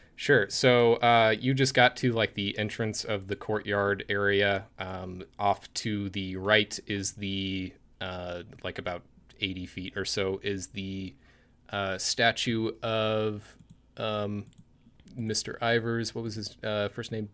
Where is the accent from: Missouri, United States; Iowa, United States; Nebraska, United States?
Missouri, United States; Springfield; my hometown of Springfield